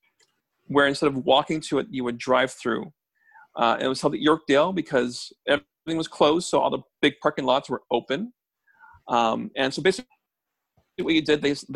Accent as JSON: {"language": "English", "town": "Toronto", "region": "Ontario", "country": "Canada", "tie": "born or raised there", "said": "both Ken and I grew up in Scarborough, so Town Center, we know it quite well."}